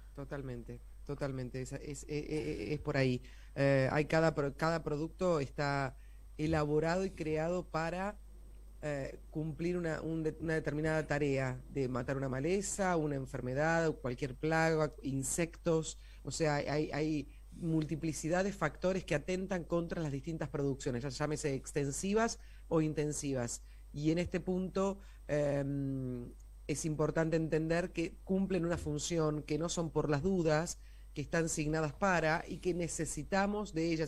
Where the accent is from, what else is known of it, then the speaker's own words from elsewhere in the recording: Argentina; a nosotros como argentinos